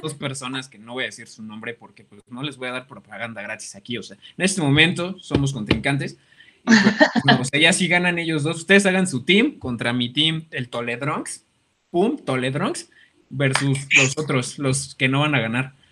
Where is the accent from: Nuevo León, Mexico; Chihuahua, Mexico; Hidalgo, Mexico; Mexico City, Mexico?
Mexico City, Mexico; now in Toluca, Mexico; yo soy foráneo, yo soy de la Ciudad de México